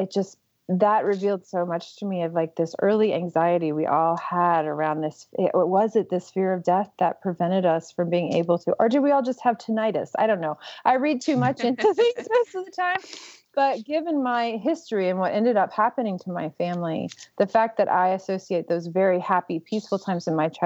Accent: right outside of New Orleans, Louisiana, United States; I grew up right outside of New Orleans, where it's excruciatingly hot most of the year.

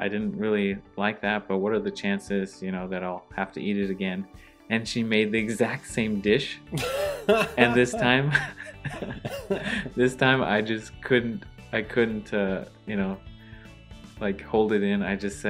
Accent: United States; as an American

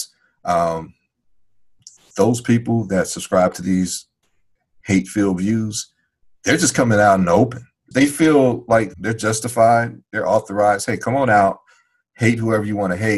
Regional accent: Chicago, Illinois, United States; growing up in Chicago

